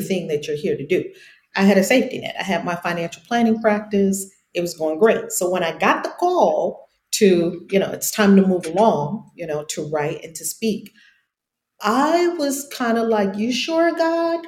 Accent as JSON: {"language": "English", "region": "New York", "country": "United States", "tie": "born or raised there", "moved": "yes", "said": "some of my writing appeared in the New York Times when I was in high school, because I'm from New York originally"}